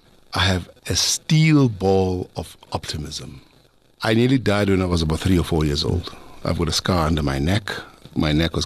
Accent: Springs, Gauteng, South Africa; I come from Springs.

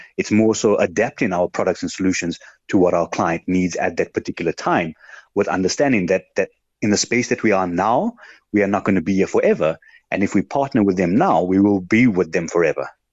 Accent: South Africa; being a South African

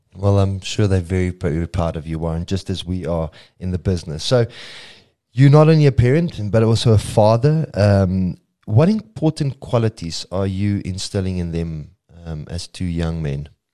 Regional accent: South Africa; fellow South African

